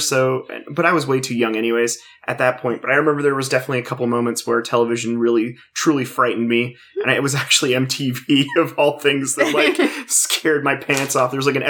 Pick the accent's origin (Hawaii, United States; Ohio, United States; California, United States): California, United States; Fillmore; also born or lived in Lawndale; we then moved from Lawndale to Fillmore, and growing up in Fillmore